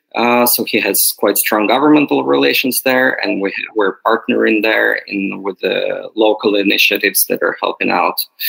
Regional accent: Odesa, Odesa Oblast, Ukraine; moved away as an adult; now in Berlin, Germany; I'm from Ukraine originally, as well as Yulia. I'm from Odessa

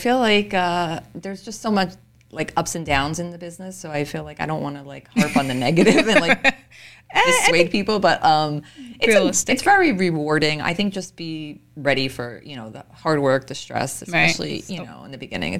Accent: Elizabeth, New Jersey, United States; I was born and raised in Elizabeth, grew up there my whole life pretty much.

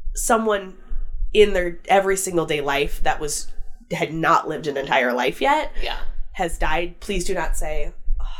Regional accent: Wisconsin, United States; moved away as an adult; So I am originally from Wisconsin. I think I've mentioned a couple of times I'm from the Midwest. I'm from Wisconsin. I left my hometown and went to college in Eau Claire.

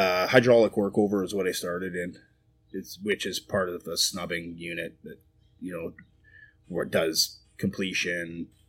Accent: Manitoba, Canada; moved away as an adult; now in Midland, Texas, United States; Straight above North Dakota, Manitoba.

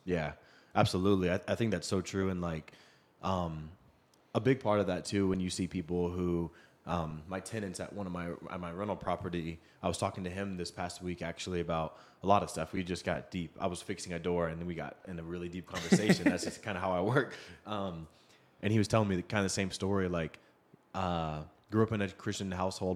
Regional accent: Seattle, Washington, United States; moved away; I grew up in Seattle

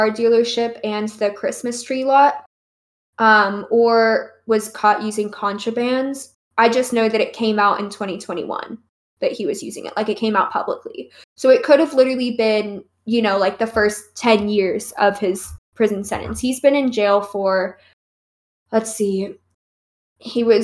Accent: United States; I'm American.

